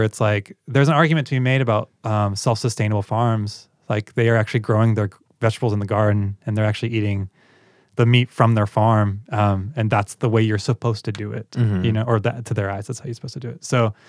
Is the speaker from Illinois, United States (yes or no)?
yes; Illinois, United States; No, I'm from Central Illinois. I grew up on a farm.